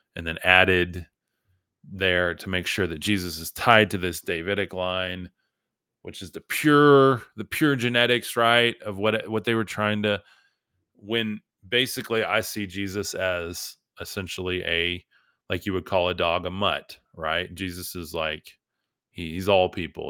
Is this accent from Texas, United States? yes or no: yes; West Texas, United States; I'm from West Texas